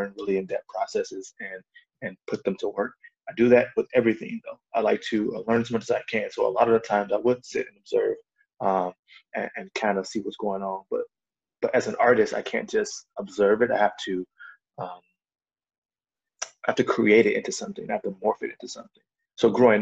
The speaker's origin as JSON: {"language": "English", "country": "United States", "tie": "born or raised there", "said": "as a Black man growing up in America."}